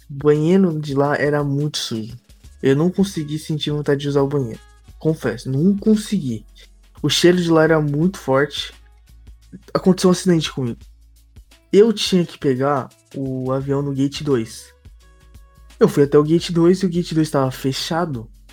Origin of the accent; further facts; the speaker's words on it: Brazil; moved away; somos brasileiros